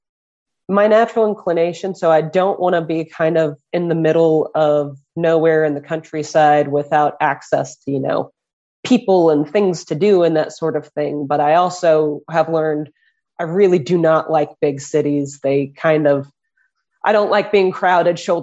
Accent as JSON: {"language": "English", "town": "Louisville", "region": "Kentucky", "country": "United States", "tie": "born or raised there", "said": "Louisville, Kentucky. I'm born and raised here"}